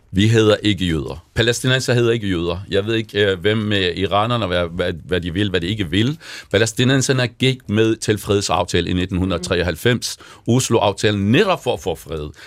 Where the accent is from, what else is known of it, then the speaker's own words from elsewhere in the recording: Jordan; also born or lived in Palestine (ancestry); now in Denmark; jeg er jo selv palæstinenser, jeg har født i en flygtningelejr